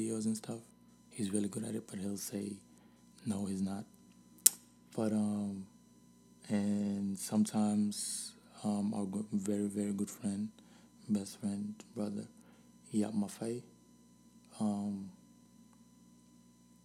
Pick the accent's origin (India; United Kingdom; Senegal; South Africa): Senegal; now in United States; I was born here and raised in Senegal